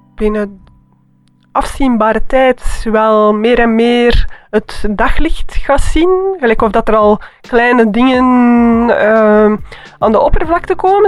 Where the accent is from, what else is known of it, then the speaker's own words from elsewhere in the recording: Antwerp, Flanders, Belgium; moved away; also born or lived in Bruges; als kind, dat was in Antwerpen.